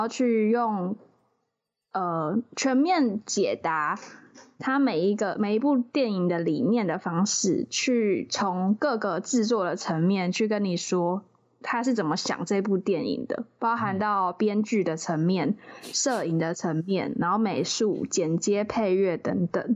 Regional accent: southern Taiwan, Taiwan; 可能我是南部人

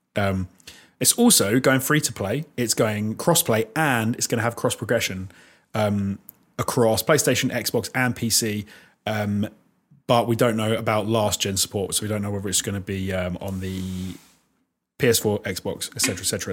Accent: United Kingdom; As a Brit

